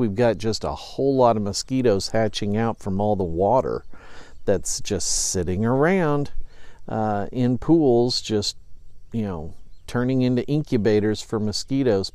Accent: Effingham, Illinois, United States; it's my hometown, it's where I grew up

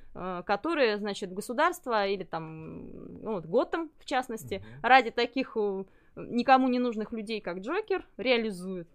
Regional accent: Ulan-Ude, Buryatia, Russia; moved away as an adult; now in Novosibirsk, Russia; я родилась в Бурятии, в, город, в городе Улан-Удэ, учиться приехала в Новосибирск

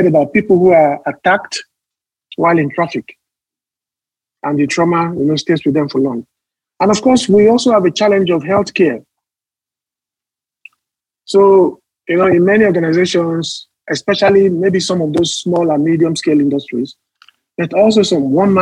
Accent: Nigeria; we face as Nigerian workers.

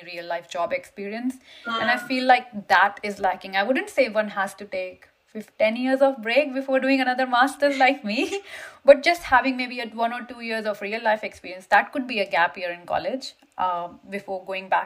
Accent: India; moved away as an adult; now in United Kingdom; I came from India to UK

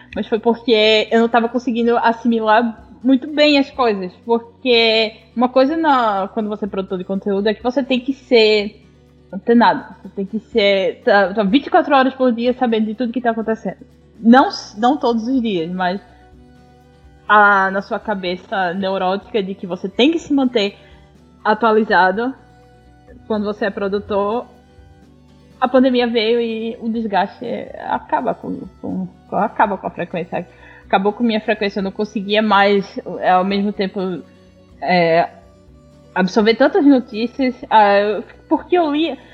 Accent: Northeast Region, Brazil; eu sou nordestina

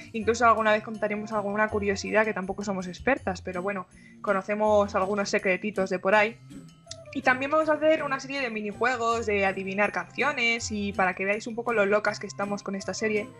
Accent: Spain; soy de España.

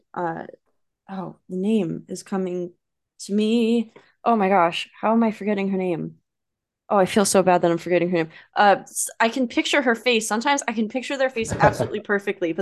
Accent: United States; growing up in America

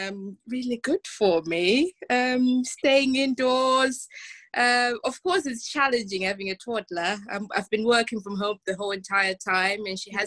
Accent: Zimbabwe; I grew up in Zimbabwe. We only had one TV channel.

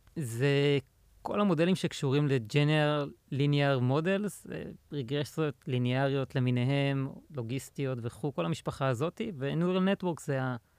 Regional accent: Pardesiya, Central District, Israel; also born or lived in Indiana, United States; now in Tel Aviv, Israel; גדלתי בפרדסיה

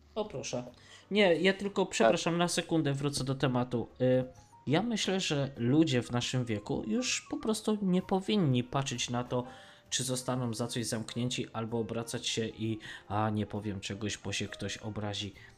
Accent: Tarnów, Lesser Poland, Poland; ja nie jestem Tarnowianinem, ja jestem Mościczaninem. Pochodzę z dzielnicy Tarnowa-Mościce

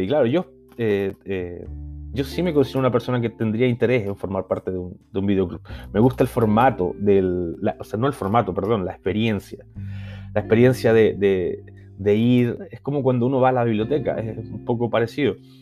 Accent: Chile; now in Barcelona, Spain; yo soy chileno y vivo en, Barcelona.

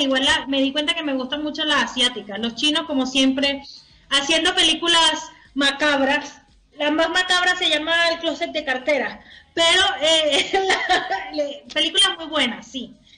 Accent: Venezuela; now in Chile

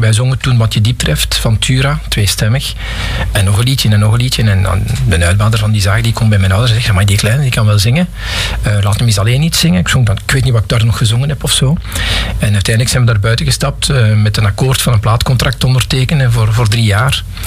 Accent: Pajottenland, Flanders, Belgium; also born or lived in Geraardsbergen / Galmaarden / Forest, Brussels; now in Lot, Belgium; Dus ik ben iemand die uit Pajotland komt. Ik ben geboren in Gerardsbergen in 65. En ik heb toen nog eh, tot mijn 4, 5 jaar in Galmaarden gewoond

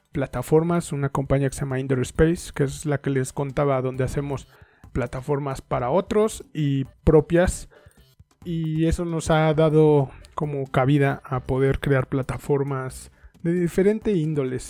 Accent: Mexico; Soy mexicano

